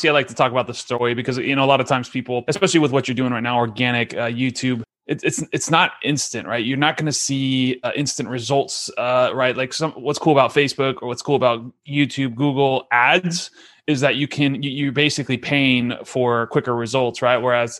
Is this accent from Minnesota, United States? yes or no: no; San Diego, California, United States; San Diego.